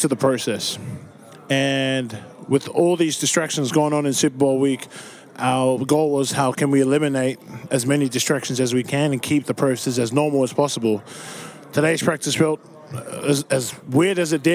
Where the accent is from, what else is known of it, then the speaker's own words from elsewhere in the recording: Australia; now in United States; I'm just an Aussie